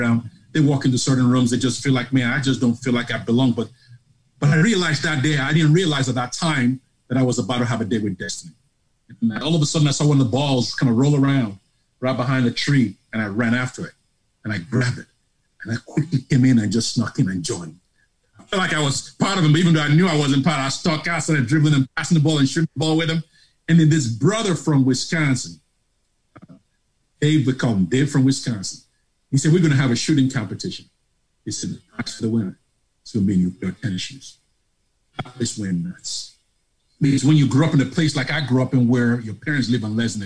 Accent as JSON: {"language": "English", "region": "Lagos", "country": "Nigeria", "tie": "born or raised there", "also_born_or_lived": "Grand Forks, North Dakota", "moved": "as an adult", "lives_now": "Charlotte, United States", "said": "you can tell from my accent, I'm not from Tennessee, nor North Carolina. I'm from Lagos, Nigeria"}